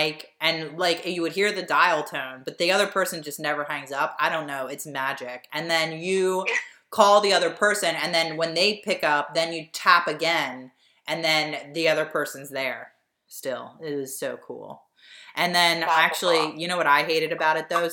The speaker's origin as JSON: {"language": "English", "area": "Delco", "region": "Pennsylvania", "country": "United States", "said": "I'm from Delco"}